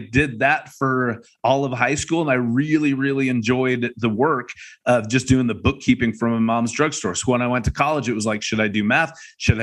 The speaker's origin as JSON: {"language": "English", "town": "Seattle", "region": "Washington", "country": "United States", "tie": "born or raised there", "also_born_or_lived": "Akron, Ohio", "moved": "yes", "said": "I lived just outside of Seattle. That was all my growing up. I don't remember Ohio at all because I was an infant. But did most of my growing up in Seattle"}